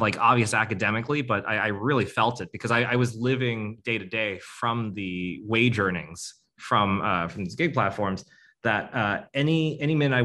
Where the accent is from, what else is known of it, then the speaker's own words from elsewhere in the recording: United States; I was born here in the States, but my parents were born in Vietnam